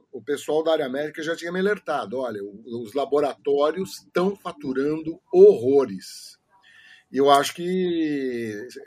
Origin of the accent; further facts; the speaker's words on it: São Paulo, Brazil; Eu sou de São Paulo.